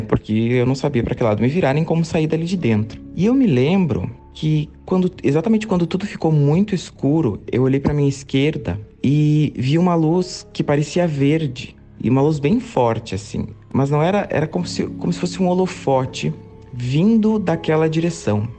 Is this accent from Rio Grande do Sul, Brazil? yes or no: yes; interior of Rio Grande do Sul, Brazil; morava na época numa cidade pequena do interior do Rio Grande do Sul, é, é minha cidade natal